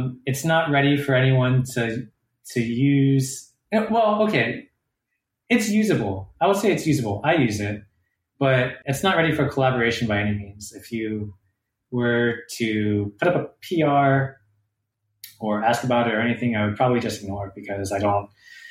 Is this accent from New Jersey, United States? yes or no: no; Durham, North Carolina, United States; Durham, my hometown